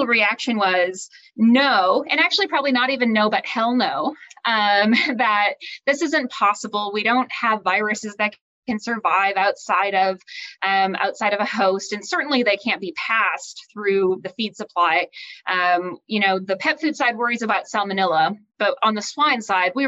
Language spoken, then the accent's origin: English; North Dakota, United States; moved away as an adult; also born or lived in Kansas / Iowa; now in Manhattan, Kansas, United States; I grew up in North Dakota raising sheep